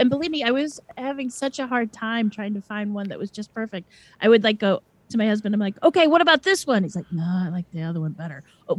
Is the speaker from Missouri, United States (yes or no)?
yes; St. Louis, Missouri, United States; I'm from Missouri, St. Louis.